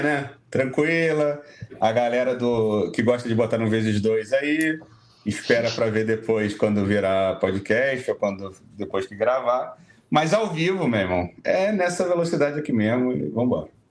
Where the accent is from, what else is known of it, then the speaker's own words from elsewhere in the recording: Brazil; a gente é, é brasileiro, mora no Brasil